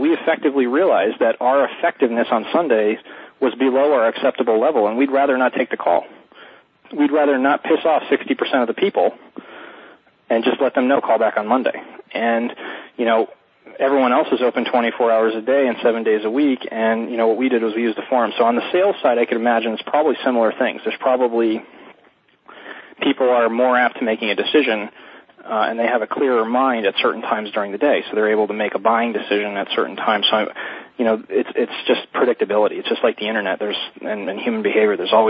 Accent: South Florida, United States; I'm from South Florida

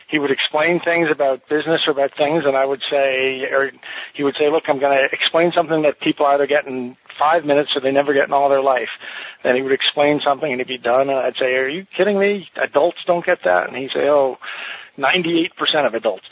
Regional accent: New England, United States; moved away; also born or lived in Indiana / Washington, D.C. / Vermont / New Hampshire; I grew up in New England. I spent a few years in just outside of Washington, D.C., but I was born in Indiana and then grew up around New England. I think of myself as being basically from Vermont and New Hampshire

